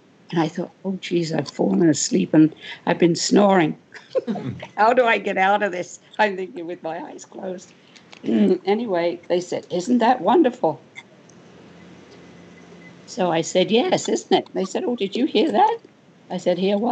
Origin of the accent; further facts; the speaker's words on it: Wales, United Kingdom; moved away; I'm Welsh. I was born in Wales